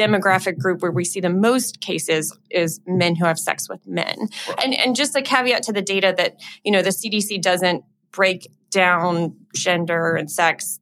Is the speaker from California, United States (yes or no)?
no; Louisiana, United States; I'm from Louisiana.